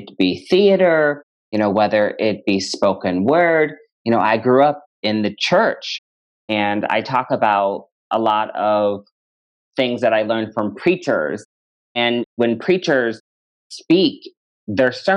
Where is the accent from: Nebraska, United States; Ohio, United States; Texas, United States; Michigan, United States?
Nebraska, United States; Omaha; moved away as an adult; also born or lived in Lincoln, Nebraska; now in Chicago, United States; I am originally from Omaha, Nebraska. I've been a Chicagoan for over a decade now